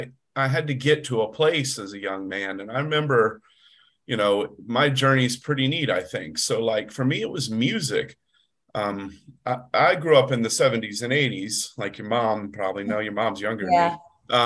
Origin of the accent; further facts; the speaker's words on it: the South, United States; I'm a proud Southerner. I'm not ashamed of growing up in the South. I don't have the sweet tea accent, but I grew up hunting and fishing and scouting.